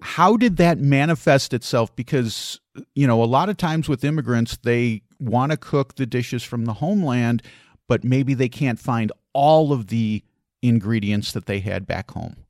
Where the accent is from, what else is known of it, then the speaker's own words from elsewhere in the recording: Chicago, Illinois, United States; growing up in Chicago